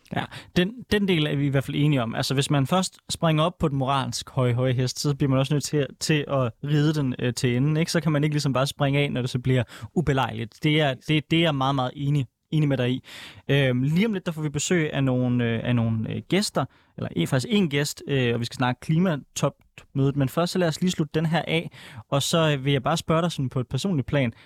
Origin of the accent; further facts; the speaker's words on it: Denmark; jeg er fra Jylland